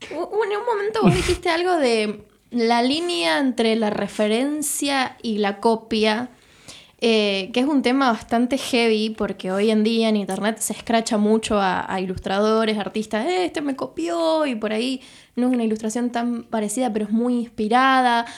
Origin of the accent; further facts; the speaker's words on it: Rosario, Santa Fe, Argentina; soy de Rosario y quiero, quiero trabajar con cosas de Rosario